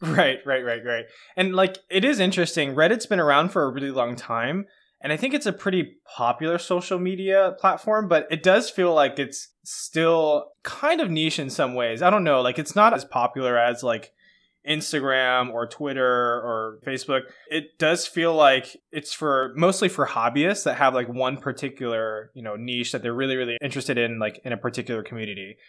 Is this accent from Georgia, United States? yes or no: yes; Atlanta, Georgia, United States; I'm from Atlanta